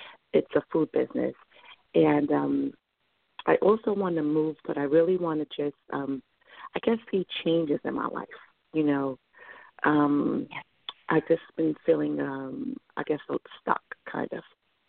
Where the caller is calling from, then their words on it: New York, United States; Hi, this is … from New York.